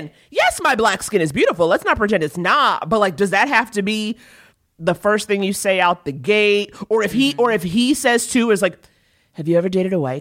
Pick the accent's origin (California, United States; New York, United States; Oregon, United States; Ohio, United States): New York, United States; New York City; I'm from New York, but when I moved back there as an adult